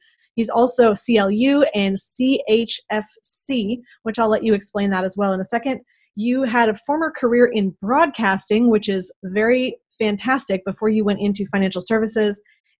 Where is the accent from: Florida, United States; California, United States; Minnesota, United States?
Minnesota, United States; Moose Lake; moved away; I grew up in Minnesota, and I realize that 18,000 is actually very large compared to some cities. I think, I can't even remember how many. I think our town had 1,800. And I lived there, we put in the second stoplight.